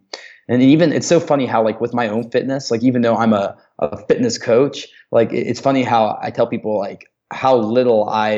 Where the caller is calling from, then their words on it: Denver, Colorado, United States; Like right now, obviously I'm calling you from Denver